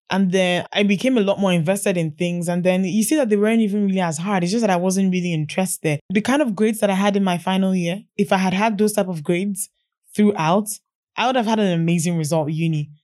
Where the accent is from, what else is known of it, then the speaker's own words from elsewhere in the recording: Enugu, Enugu State, Nigeria; moved away as an adult; now in Lagos, Nigeria; I was born in Enugu, did most of my growing up in Enugu.